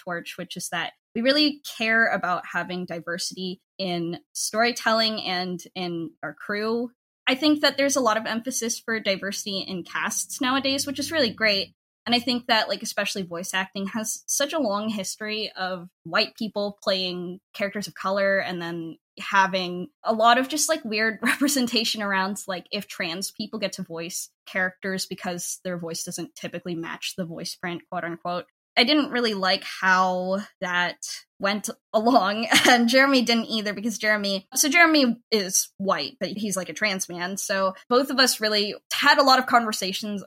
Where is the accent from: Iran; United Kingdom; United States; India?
United States; I'm a diaspora Filipino, I grew up in the United States